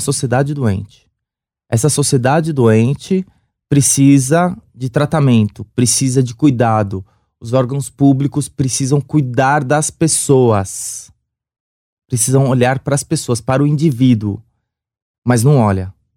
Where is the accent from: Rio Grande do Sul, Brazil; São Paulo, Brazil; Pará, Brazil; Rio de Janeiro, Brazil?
São Paulo, Brazil; sou do Sapopemba.